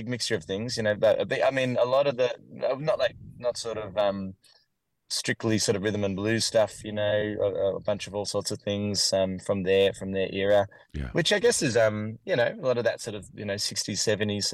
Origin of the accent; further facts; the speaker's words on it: Warrandyte, Victoria, Australia; I grew up in a town called Warrandyte, which is in Victoria, Australia